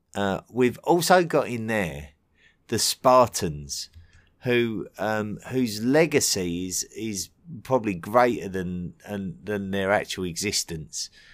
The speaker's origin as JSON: {"language": "English", "region": "England", "country": "United Kingdom", "said": "being an Englishman"}